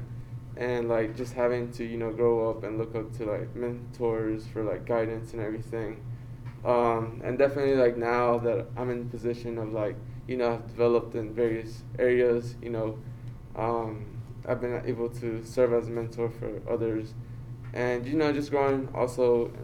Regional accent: Burlington, North Carolina, United States; I'm from Burlington, North Carolina

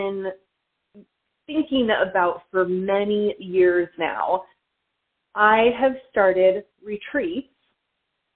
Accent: Pacific Northwest, United States; moved away; also born or lived in Alaska; I'm originally from the Pacific Northwest, but had lived in Alaska for a long time

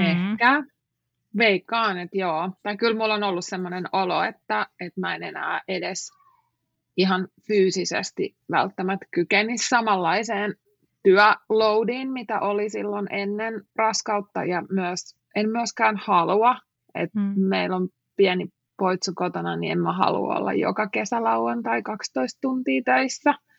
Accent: Finland; moved away as an adult; also born or lived in United States; mä oon Suomesta

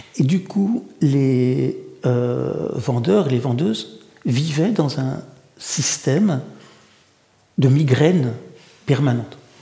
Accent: Paris suburbs, Île-de-France, France; first language Russian; French is a second language; also born or lived in Saint Petersburg, Russia; je suis un garçon de la banlieue parisienne.

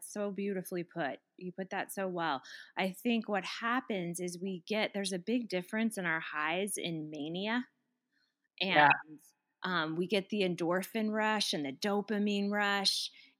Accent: Colorado, United States; I come from Colorado.

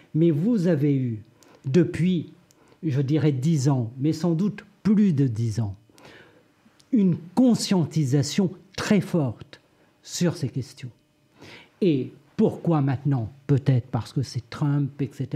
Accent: Réunion; Je viens de l'île de la Réunion

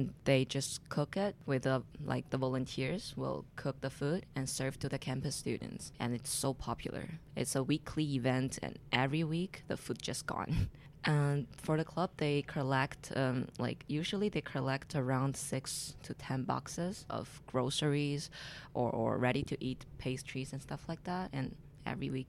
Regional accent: Beijing, China; English is a second language; moved away as an adult; also born or lived in southern China; now in Montreal, Canada; My hometown is a city in the southern China, but I grew up in Beijing, the capital city.

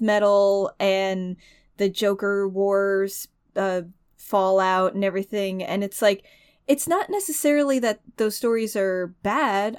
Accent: United States; as a human being and an American

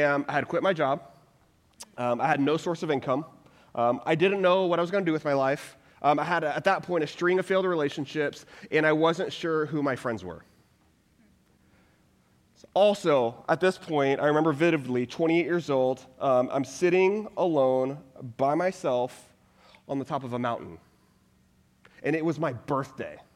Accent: Texas, United States; I'm originally from Texas

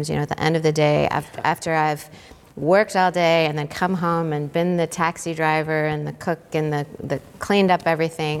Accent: New Orleans, Louisiana, United States; New Orleans, which is my hometown

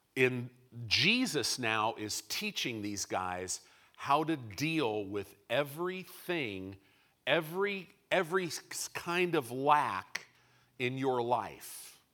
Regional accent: Illinois, United States; moved away; also born or lived in California; I grew up in Illinois.

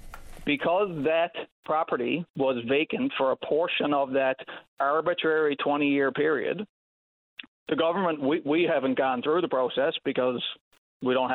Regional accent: Newfoundland and Labrador, Canada; generations of my family lived on the property that I grew up on for 175 years at least.

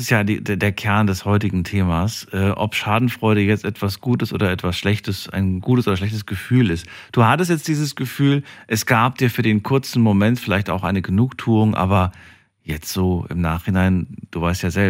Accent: Römerberg, Rhineland-Palatinate, Germany; Ich bin aus Römerberg, Meschersheim.

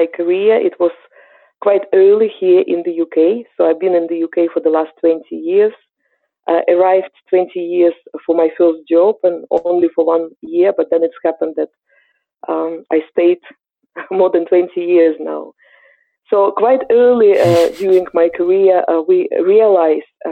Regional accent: Ukraine; English is a second language; moved away as an adult; As you can hear from my accent, I'm originally from Eastern Europe. I'm Ukrainian.

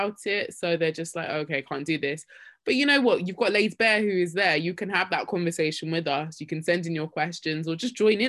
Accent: Nigeria; I'm this Nigerian girl, raised in a Christian home

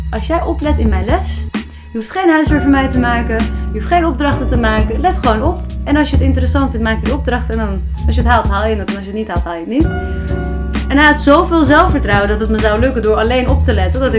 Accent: Haarlem, North Holland, Netherlands; Eh, in Haarlem. Dus ik kom ook uit Haarlem.

